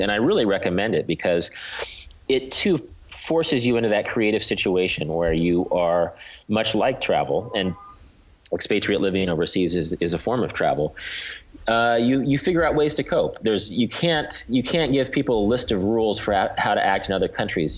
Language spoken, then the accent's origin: English; Wichita, Kansas, United States; I'm from Kansas. I grew up in Wichita, which is uh, sort of an industrial town of about 300,000 in south central part of the state.